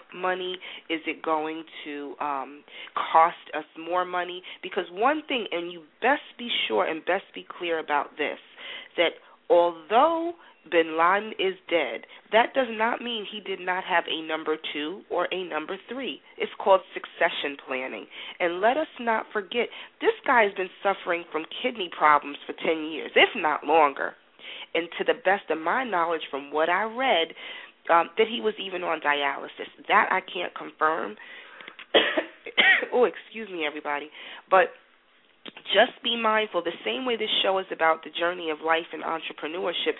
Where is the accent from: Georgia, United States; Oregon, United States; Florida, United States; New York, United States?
New York, United States; New York City; moved away as an adult; also born or lived in Atlanta; I grew up in Greenwich Village